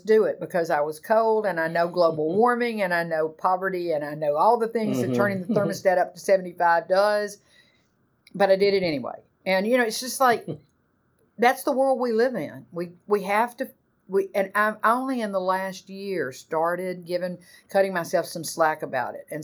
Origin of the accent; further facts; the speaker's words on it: the American South, United States; growing up in the American South in the 60s, 70s